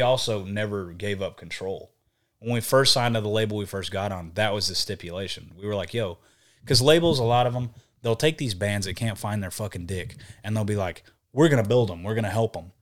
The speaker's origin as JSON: {"language": "English", "region": "Texas", "country": "United States", "accent": "Southern", "said": "I'm from Texas"}